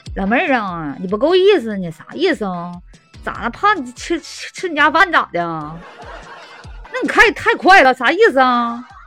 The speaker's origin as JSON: {"language": "Chinese", "region": "Northeast China", "country": "China", "moved": "yes", "lives_now": "Sanya, China"}